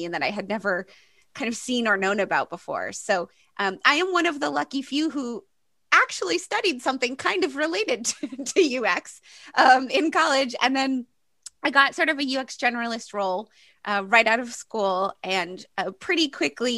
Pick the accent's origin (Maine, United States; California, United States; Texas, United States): Maine, United States; moved away as an adult; also born or lived in Boston; I grew up in Maine, which is in the northeast part of the United States. I grew up on an island, so not exactly very urban.